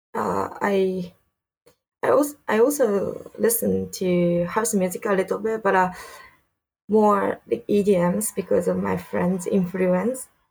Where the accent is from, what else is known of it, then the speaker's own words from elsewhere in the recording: Saitama, Japan; English is a second language; also born or lived in Canada / United States / Philippines; now in Tokyo, Japan; I'm from Saitama, but really close to Tokyo.